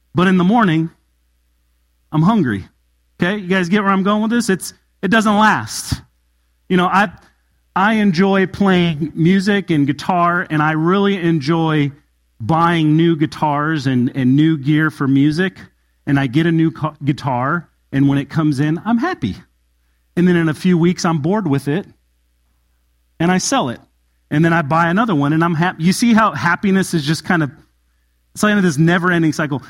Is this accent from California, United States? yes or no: yes; Southern California, United States; moved away; I come from Southern California and I lived in an area called the high desert